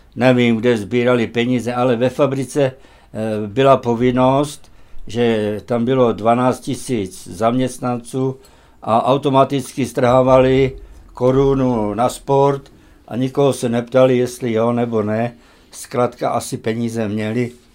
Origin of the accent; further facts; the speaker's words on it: Horné Motešice, Trenčín Region, Slovakia; moved away; also born or lived in Malé Chlievany; Já jsem se narodil v Horních Motěšicích